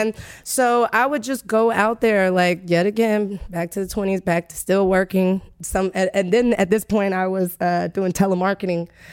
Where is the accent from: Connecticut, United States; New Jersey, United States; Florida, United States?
Florida, United States; Tallahassee; moved away as an adult; I grew up in Tallahassee, and I basically grew up on the campus